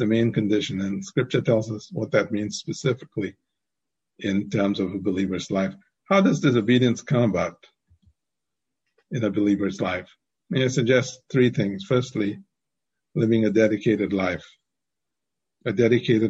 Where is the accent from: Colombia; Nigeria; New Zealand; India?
India; growing up in India